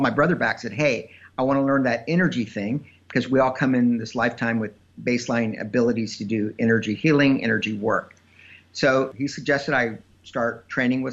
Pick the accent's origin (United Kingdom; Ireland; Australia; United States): United States; Texas; I grew up in Texas